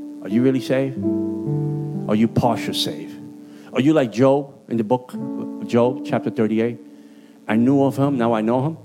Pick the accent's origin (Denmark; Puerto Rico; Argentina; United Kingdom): Puerto Rico; accent: Puerto Rican; also born or lived in Bronx, New York; My Puerto Rican accent